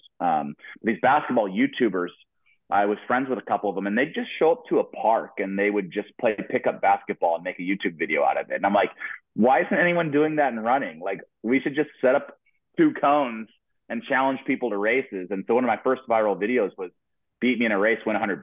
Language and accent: English; Boise, Idaho, United States; moved away as an adult; now in Eugene, United States; I grew up in Boise, Idaho